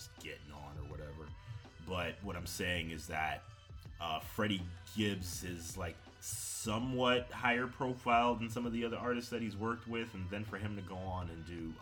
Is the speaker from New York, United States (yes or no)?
yes; New York City, New York, United States; we're both from Queens